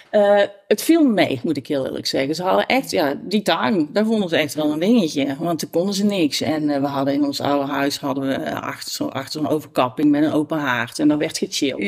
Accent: Tilburg, North Brabant, Netherlands; ik kom zelf uit, uit, uit Tilburg-Noord. Ik ben geboren, getogen Tilburg.

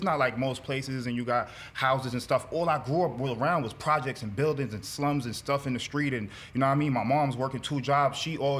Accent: New York City, New York, United States; So basically, I'm from Brooklyn. Bedford-Stuyvesant part of Brooklyn, you know what I mean? I grew up in different parts of Brooklyn too, but I'm from Trinidadian. My family, we from Trinidad.

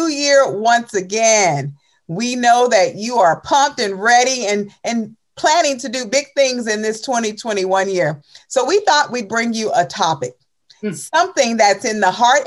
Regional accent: Chicago, Illinois, United States; I grew up in Chicago, on the south side of Chicago

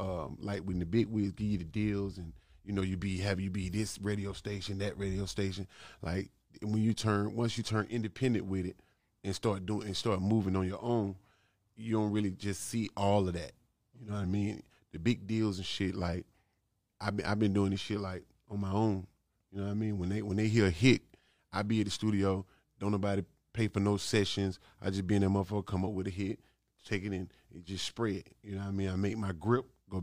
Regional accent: Atlanta, Georgia, United States; as a young nigga, I was born on the West Side. You know, when I could open my eyes and visualize something, it was Bankhead Court

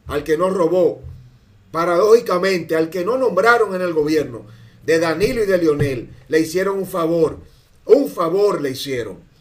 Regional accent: Dominican Republic

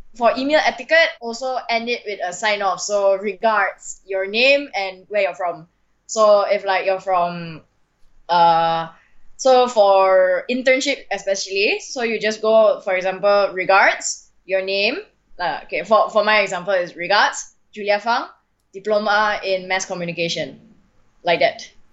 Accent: Malaysia; as a Malaysian

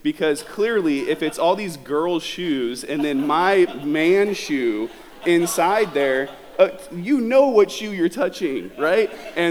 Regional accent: Southern California, United States; I'm from Southern California

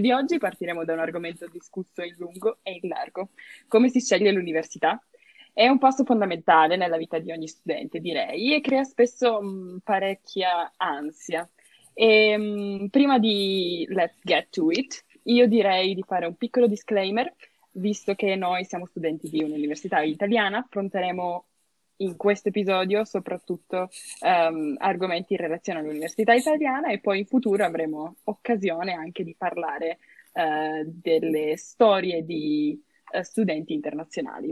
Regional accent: Turin, Piedmont, Italy; moved away as an adult; now in Trento, Italy; che vengo da Torino

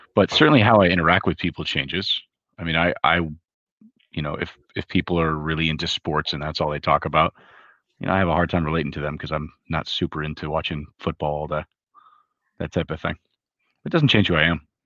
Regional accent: Hawaii, United States; moved away; I was the very far minority, and I grew up in Hawaii

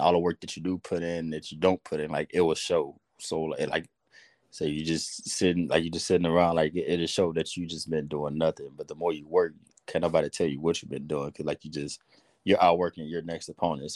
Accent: Houston, Texas, United States; I grew up in Third Ward. I was born and raised there

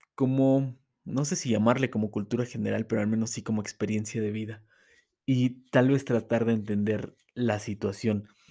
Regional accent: Mexico City, Mexico; moved away as an adult; Yo vengo de la Ciudad de México, ahorita estoy radicando en otro estado, pero vengo de la Ciudad de México

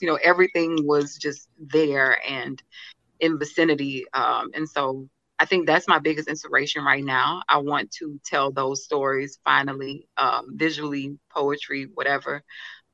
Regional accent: Alexandria, Louisiana, United States; moved away as an adult; now in New Orleans, United States; I'm from a little town, like you said in my bio, Alexandria, Louisiana

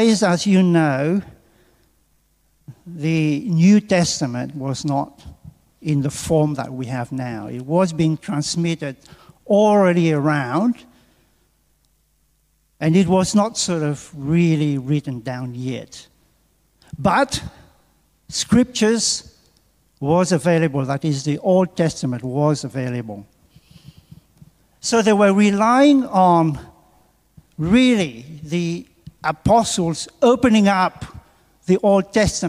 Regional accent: Mauritius; moved away as an adult; also born or lived in England; now in Australia; from Mauritius, where I come from

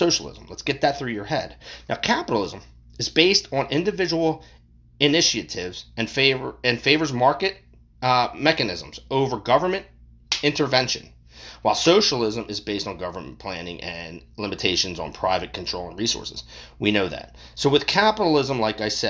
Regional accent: United States; we as the American people

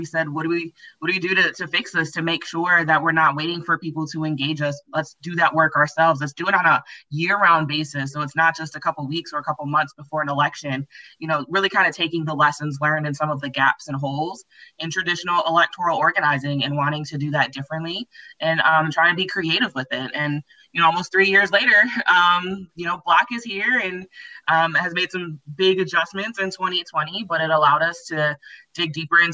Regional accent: Milwaukee, Wisconsin, United States; born and raised in Milwaukee, have literally never lived anywhere else

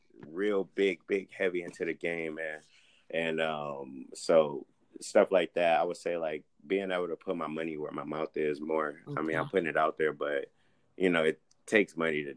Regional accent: Pontiac, Michigan, United States; now in Texas, United States; I'm from Pontiac

